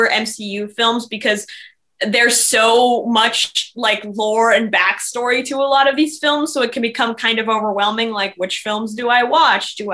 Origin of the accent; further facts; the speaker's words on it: Los Angeles, California, United States; from Los Angeles, California